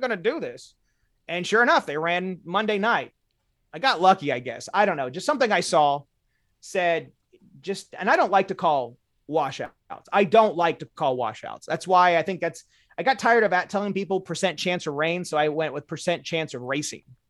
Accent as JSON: {"language": "English", "town": "Indianapolis", "region": "Indiana", "country": "United States", "said": "I'm from Indiana, central Indiana"}